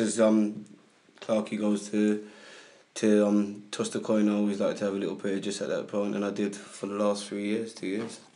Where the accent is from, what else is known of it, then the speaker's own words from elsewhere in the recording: London, United Kingdom; I grew up in Hackney